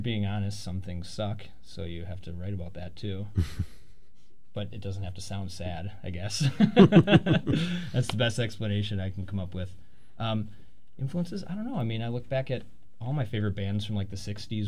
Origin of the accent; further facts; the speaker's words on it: Fox Valley, Wisconsin, United States; now in Milwaukee, United States; I'm from Fox Valley, and we all went to Concert Cafe and stuff like that and kind of knew each other